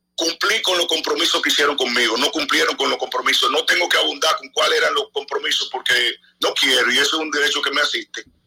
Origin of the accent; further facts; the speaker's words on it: Dominican Republic; Yo soy el único dominicano